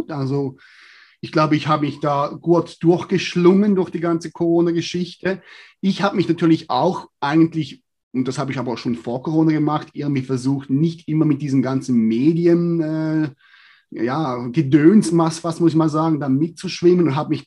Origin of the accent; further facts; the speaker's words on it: Switzerland; Ja, grundsätzlich als Schweizer, ja, oder als Mensch allgemein ist mein Fokus